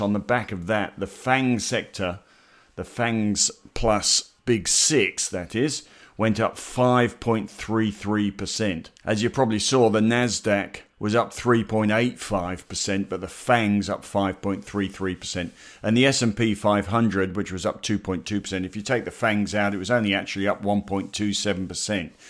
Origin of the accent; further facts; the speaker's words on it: Australia; we're Australian